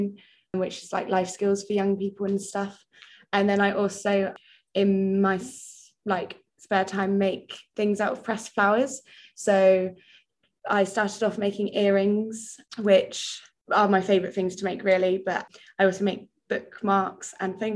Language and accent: English; North Devon, South West England, United Kingdom; moved away as an adult; now in Bath, United Kingdom; I'm from North Devon originally, by the sea